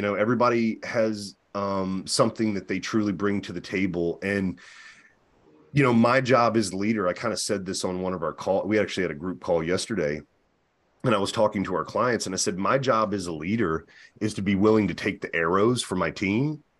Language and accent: English; the South, United States; And I was raised in the Bible Belt, which is very fundamental.